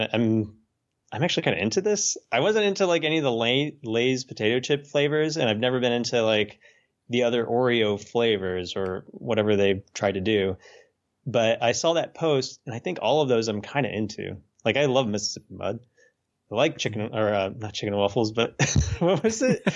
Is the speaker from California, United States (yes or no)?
no; Dayton, Ohio, United States; now in Little Rock, United States; where we grew up in Dayton